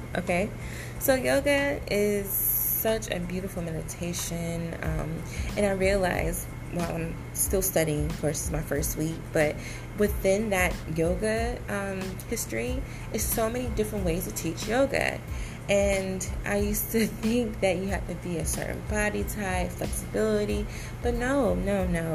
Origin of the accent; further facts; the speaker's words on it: Decatur, Georgia, United States; moved away as an adult; also born or lived in San Diego, California; now in Florida, United States; I am originally from Georgia, Atlanta, Georgia, Decatur, Georgia